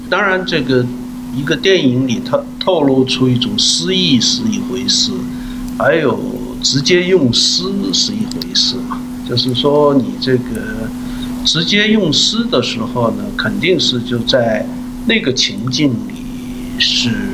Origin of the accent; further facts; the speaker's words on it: Yanbian, Jilin, China; accent: Yanbian dialect; moved away as an adult; now in South Korea; 延边的，就叫龙井市明洞村，原来叫合龙县明洞村。因为我，呃，也是我的老家嘛，那边，所以我也常去那边